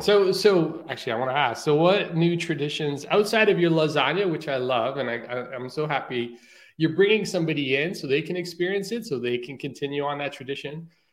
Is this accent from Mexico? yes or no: no; Portugal; moved away; Like my parents are Portuguese. I came from Portugal originally. And I try to stay away from that culture so much that I even denied the fact that I was Portuguese sometimes.